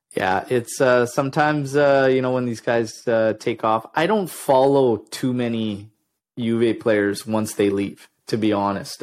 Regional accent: Ontario, Canada; now in British Columbia, Canada; I was born in Ontario

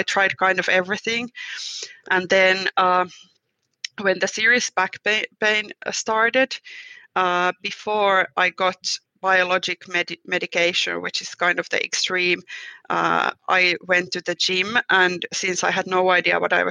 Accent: Finland

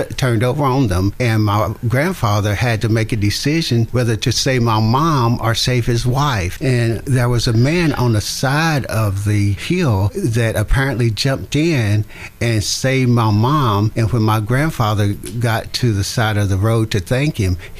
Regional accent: father's radio show in Greenville, Tennessee, the South, United States; I grew up in the Jim Crow South

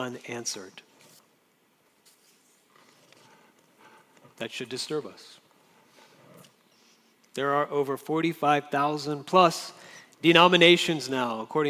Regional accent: Jacksonville, Florida, United States; now in Orange, United States; In Florida, where I grew up in Jacksonville, Florida

